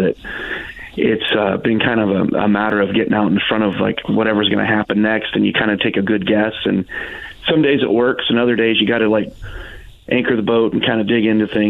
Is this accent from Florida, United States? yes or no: no; Wabash, Indiana, United States; moved away; when I lived in Wabash, you know, I'm from Wabash originally